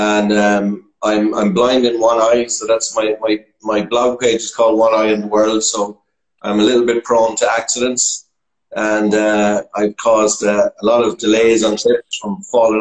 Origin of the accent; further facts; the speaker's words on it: the Midlands of Ireland, Ireland; accent: Irish; So I'm from Ireland. I'm from the Midlands of Ireland, as might be possibly detectable by my accent.